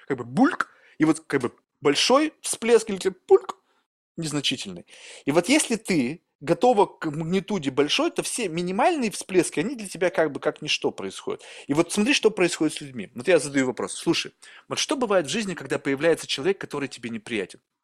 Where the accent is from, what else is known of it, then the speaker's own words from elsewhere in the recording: Russia; moved away; also born or lived in California; я вырос в России